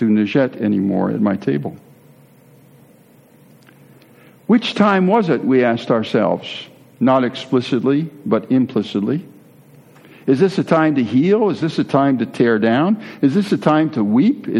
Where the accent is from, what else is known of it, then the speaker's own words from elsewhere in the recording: United States; moved away as an adult; also born or lived in Netherlands; the lone American in that group